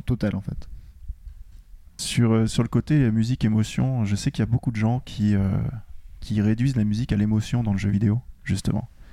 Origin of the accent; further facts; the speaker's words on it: France; je suis français